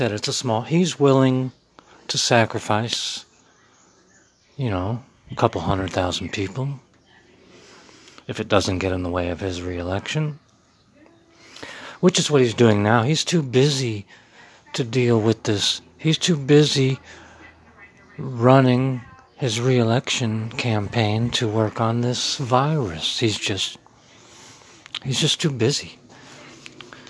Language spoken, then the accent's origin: English; United States; I'm a voice from the heartland, raised in Middletown, America